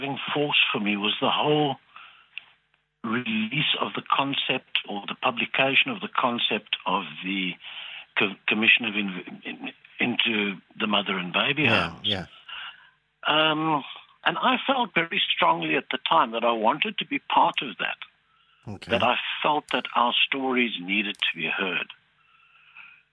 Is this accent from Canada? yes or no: no; South Africa; also born or lived in Castlepollard, County Westmeath, Ireland; Growing up in South Africa